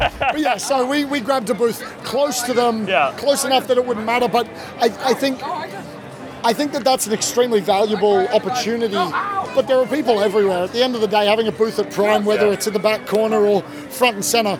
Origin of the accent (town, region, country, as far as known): Australia